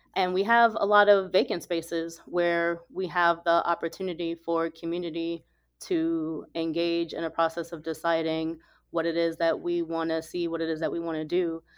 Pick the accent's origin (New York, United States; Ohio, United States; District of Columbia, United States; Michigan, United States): New York, United States; New York City; now in Jackson, United States; I grew up mostly in New York City. And so as soon as I open my mouth, folks know I'm from the north